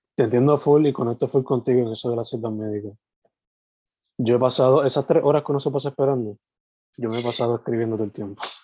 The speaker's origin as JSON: {"language": "Spanish", "town": "Sabana Grande", "country": "Puerto Rico", "tie": "born or raised there", "moved": "yes", "lives_now": "San Juan metro area, Puerto Rico", "said": "yo soy original de Sabana Grande, que es el sureste, suroeste, y ahora viviendo en la metro"}